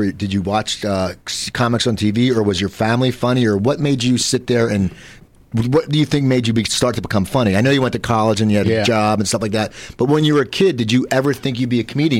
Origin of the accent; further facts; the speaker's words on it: Philadelphia, Pennsylvania, United States; now in Los Angeles, United States; I grew up in Philadelphia. I knew a lot of comics from the projects in Philadelphia.